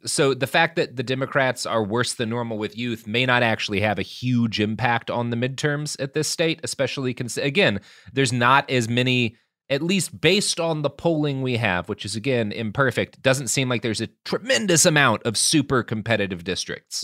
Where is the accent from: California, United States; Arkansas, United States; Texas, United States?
Texas, United States; as a Texan